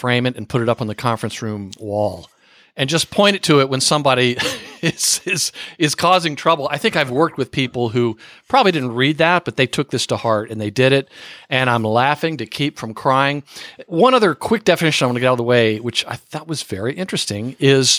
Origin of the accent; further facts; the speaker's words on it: the South, United States; I am from the South